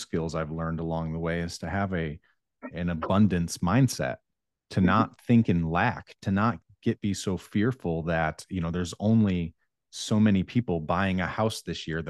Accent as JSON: {"language": "English", "region": "Northern New York", "country": "United States", "tie": "born or raised there", "also_born_or_lived": "Colorado / Baltimore", "moved": "yes", "lives_now": "Raleigh, United States", "said": "I grew up in Northern New York"}